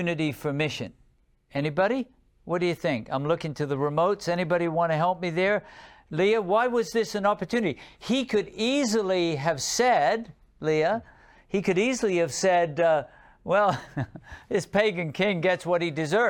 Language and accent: English; England, United Kingdom; I grew up in England